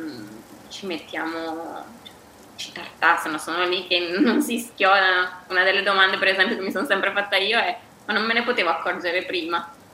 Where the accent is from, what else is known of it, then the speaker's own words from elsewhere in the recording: Bergamo, Lombardy, Italy; moved away as an adult; also born or lived in United States; now in Seville, Spain; sono bergamasca, però da ormai tre anni vivo, vivo, a Siviglia